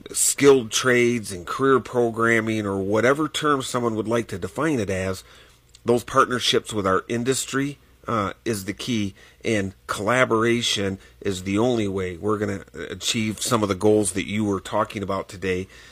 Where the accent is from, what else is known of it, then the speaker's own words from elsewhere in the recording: Michigan, United States; now in Wyoming, United States; as a farm boy, uh, growing up in Michigan